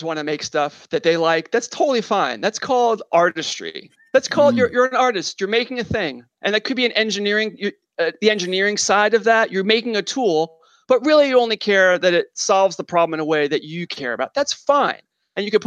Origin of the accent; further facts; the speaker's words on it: New York, United States; I'm a New Yorker